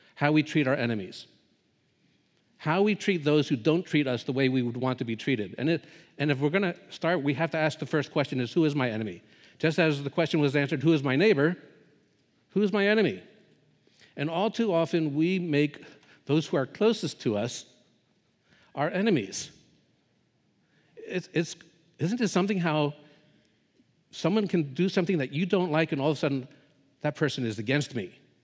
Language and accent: English; United States; moved away as an adult; also born or lived in Southeast Asia; as an American